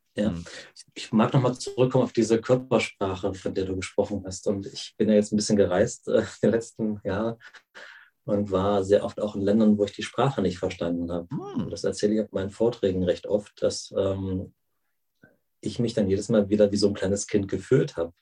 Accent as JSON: {"language": "German", "country": "Germany", "tie": "born or raised there", "said": "ich bin ja in der DDR aufgewachsen"}